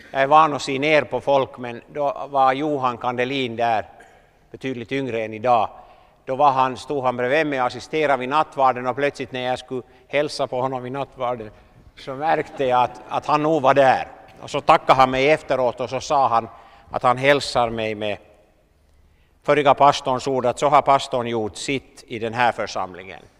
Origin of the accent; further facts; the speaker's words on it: Southern Finland, Finland; moved away; Det var lite Kilimanjaro för mig när jag kom från södra Finland.